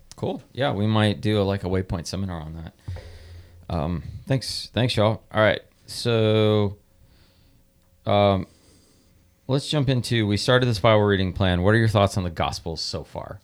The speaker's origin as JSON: {"language": "English", "country": "United States", "said": "we're blessed as American Christians"}